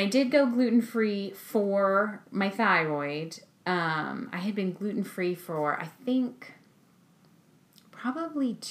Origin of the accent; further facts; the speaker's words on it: California, United States; moved away as an adult; now in Maryland, United States; we're both from California. We met in California, but we've been in Maryland now for almost 18 years